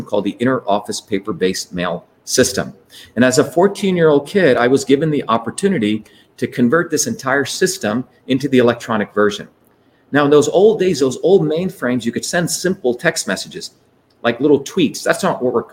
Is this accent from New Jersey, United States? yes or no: yes; New Jersey, United States; also born or lived in Bombay, India; I grew up in New Jersey where there were everyday working people